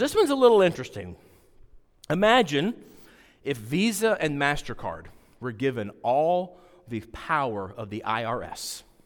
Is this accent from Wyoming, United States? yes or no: yes; Wyoming, United States; I grew up out west in Wyoming